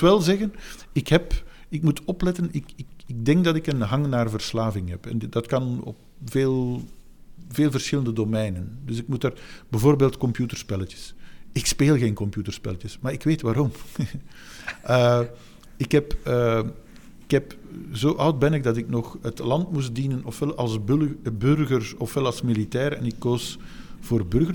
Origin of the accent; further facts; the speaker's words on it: Flanders, Belgium; de plek waar ik geboren ben en het tijdstip waarop ik geboren ben. Dat is niet om, om vier uur, uh, heeft men mij later verteld, op, op een zondag. Eh, de plek namelijk Vlaanderen